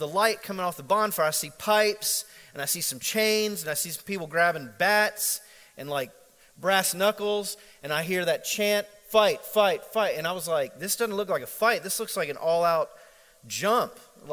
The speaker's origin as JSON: {"language": "English", "region": "Central Florida", "country": "United States", "tie": "born or raised there", "said": "growing up in Central Florida, it's a very international environment"}